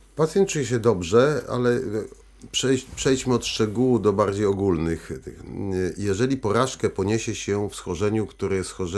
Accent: Poland

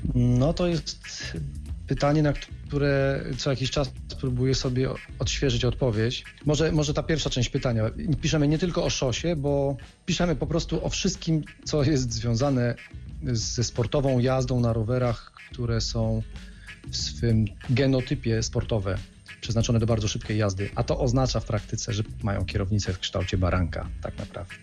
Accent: Środa Śląska, Lower Silesian Voivodeship, Poland; ja jestem ze Środy Śląskiej

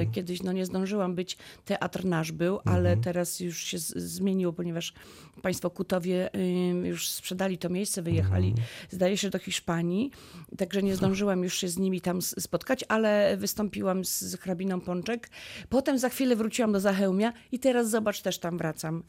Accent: Lubin, Lower Silesian Voivodeship, Poland; jestem z Lubina

